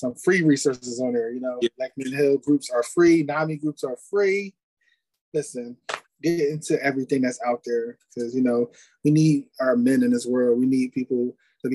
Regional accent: Philadelphia, Pennsylvania, United States; I'm from Philly

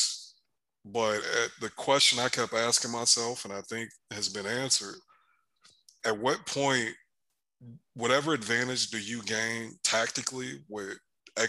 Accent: Michigan, United States; moved away; I'm originally from Michigan

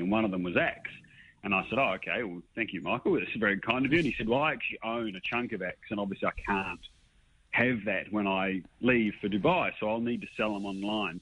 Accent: New Zealand; moved away as an adult; now in Sydney, Australia; I'm a Kiwi

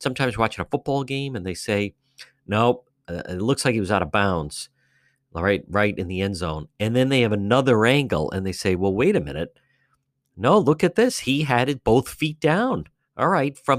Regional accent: Cranston, Rhode Island, United States; I'm originally from Cranston. I grew up in the Edgewood area

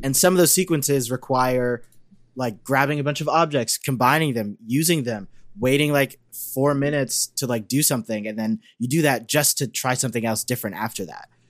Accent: Canada; as a Canadian

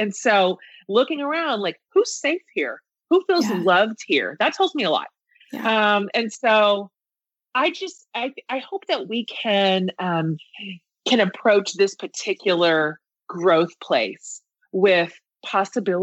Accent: Kansas, United States; now in Austin, United States; I grew up in Kansas in a very like blue collar environment

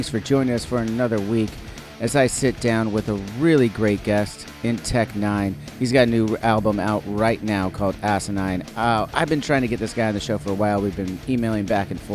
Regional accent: Orange County, California, United States; I'm from SoCal. I'm from Orange County

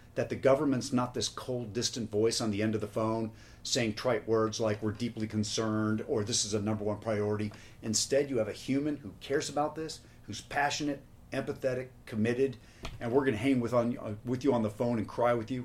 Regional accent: Spokane, Washington, United States; I was 11 years old and uh, growing up in Spokane, Washington.

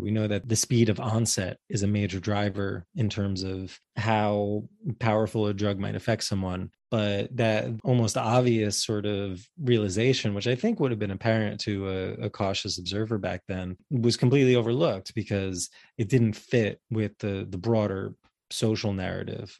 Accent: New York, United States; as a New Yorker

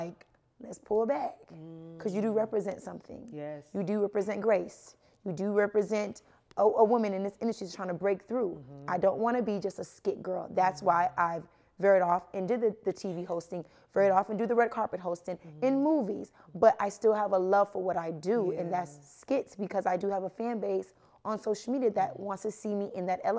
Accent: Jamaica; growing up, of course, I'm Jamaican. So it was very strict, both parents

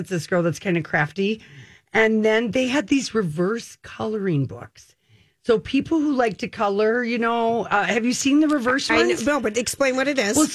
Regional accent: Minnesota, United States; I'm from Minnesota, but I'm dancing

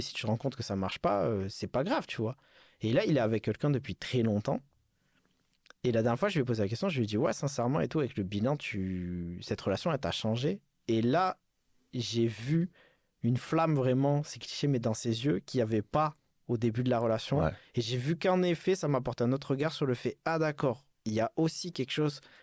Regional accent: Bordeaux, Nouvelle-Aquitaine, France; moved away; je suis reparti dans ma, dans ma ville natale à Bordeaux

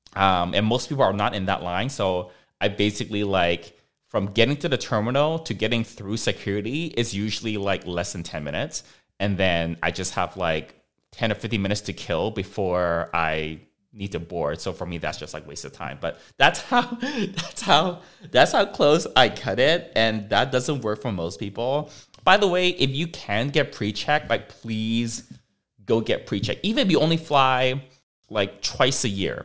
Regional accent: Vancouver, British Columbia, Canada; now in Los Angeles, United States; I grew up in Vancouver

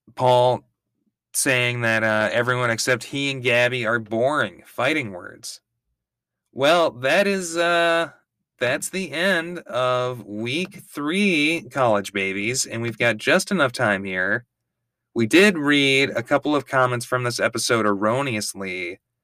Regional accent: Minnesota, United States; I'm from Minnesota.

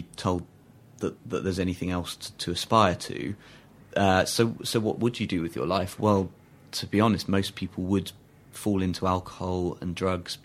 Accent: England, United Kingdom; as an English kid

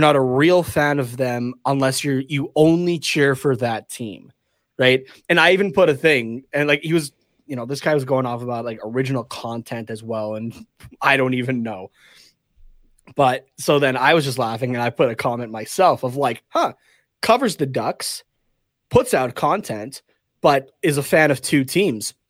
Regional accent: Canada; we're from Canada.

